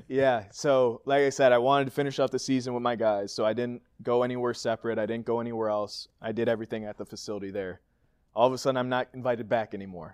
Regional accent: Green Bay, Wisconsin, United States; born or raised there

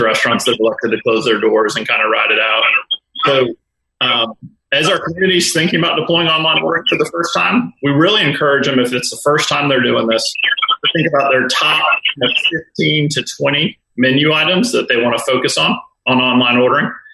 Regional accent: New Orleans, Louisiana, United States; I grew up in New Orleans

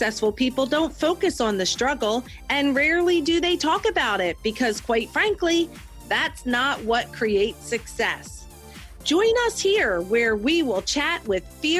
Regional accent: New Jersey, United States; my hometown in New Jersey

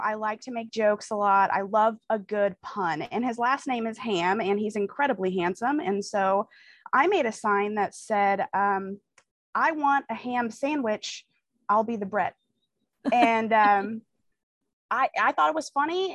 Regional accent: Kansas City, United States; I'm from Kansas City. I live in Kansas City

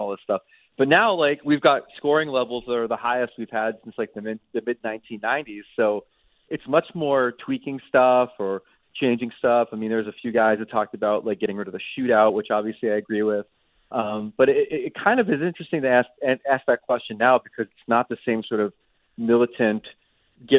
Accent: United States; as an American

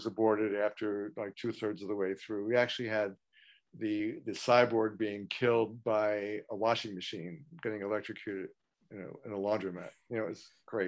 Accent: Baltimore, Maryland, United States; growing up in Baltimore

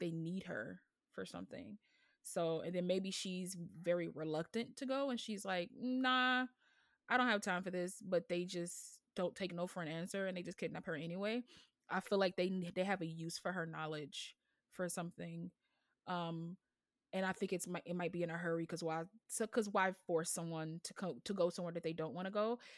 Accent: United States; an American with this voice

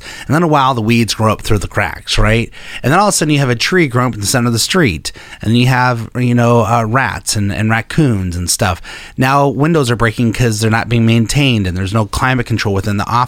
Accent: Denver, Colorado, United States; I grew up in Denver, Colorado

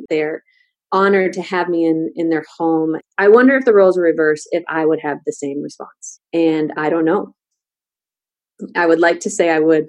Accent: United States; So being in the Northeast Syria was challenging for me personally as an American

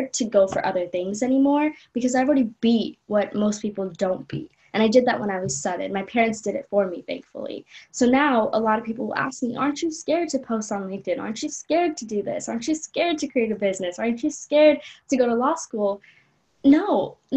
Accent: Los Angeles, California, United States; also born or lived in Colombo, Sri Lanka; I moved from Colombo to Los Angeles

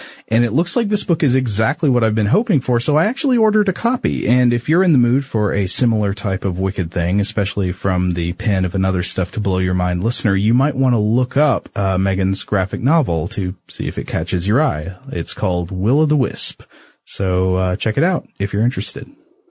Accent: Scotland, United Kingdom; Now, I'm from Scotland, and we don't have illuminated sea creatures very much.

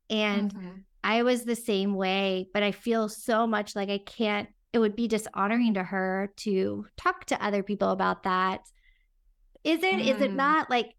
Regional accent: Houston, Texas, United States; My stepmom did opera growing up we grew up in Houston, and they had Gilbert and Sullivan.

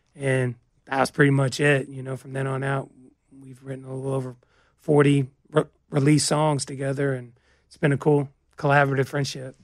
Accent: Georgia, United States; moved away; we're coming from Georgia, pine trees are just everywhere, so it makes me think of home

